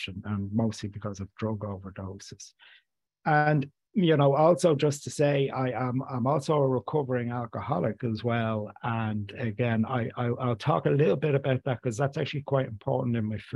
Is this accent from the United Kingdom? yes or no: no; Dublin, Leinster, Ireland; I grew up in inner city Dublin in an area just right beside Sheriff Street